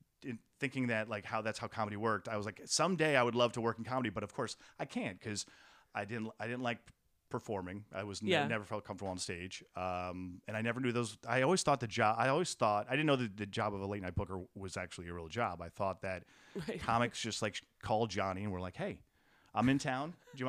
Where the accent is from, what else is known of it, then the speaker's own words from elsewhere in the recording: New York, United States; I grew up in Westchester County, so I was sort of doing the commuting.